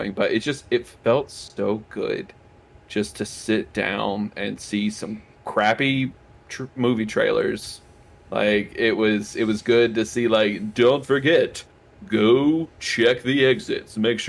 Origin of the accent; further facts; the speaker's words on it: Louisiana, United States; Everyone knows I'm from Louisiana.